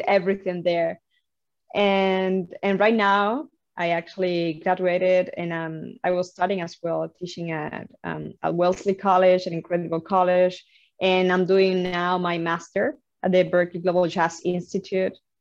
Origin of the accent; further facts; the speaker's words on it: Havana, Cuba; moved away as an adult; now in Boston, United States; I'm I'm originally from Havana, Cuba. Um, so you know, um, I grew up uh, in a very incredible country that is Cuba